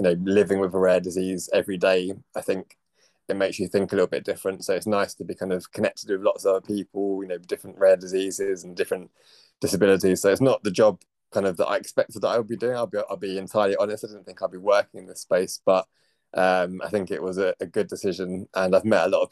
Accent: Cambridge, East of England, United Kingdom; moved away as an adult; also born or lived in London; now in Essex, United Kingdom; I kind of grew up in Cambridge and then a bit of back and forth between Cambridge and London.

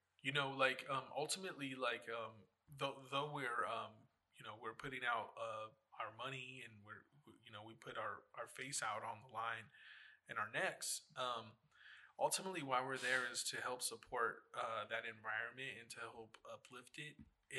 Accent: New York, United States; Then, I'm from New York. I'm from New York. Okay, we're here on the East Coast.

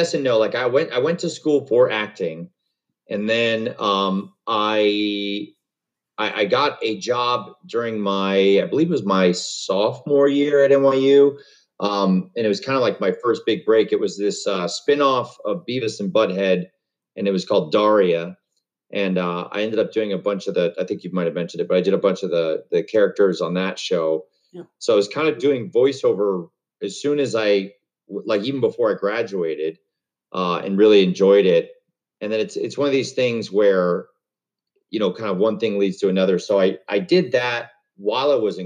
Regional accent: Webster, New York, United States; I grew up in Webster, New York, which is a suburb of Rochester.

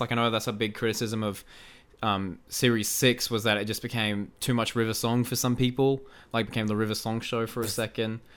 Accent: Australia; I am Australian.

